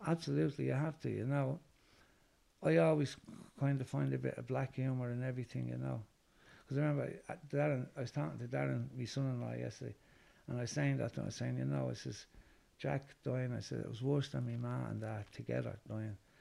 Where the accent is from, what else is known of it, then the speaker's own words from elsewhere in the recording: Dublin, Leinster, Ireland; also born or lived in Cabra, Dublin; I was born in Finglas. Well, I was born in Cabra, and um, I moved to Finglas when I was six months old. So I was reared more or less in, in Finglas.